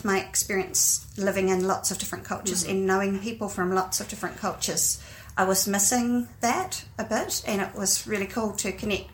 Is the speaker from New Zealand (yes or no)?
yes; Dunedin, Otago, New Zealand; accent: Kiwi; also born or lived in Japan / Vietnam / London, United Kingdom; I was born here in Dunedin, and I was also educated here. I went to Otago Girls High School and Otago University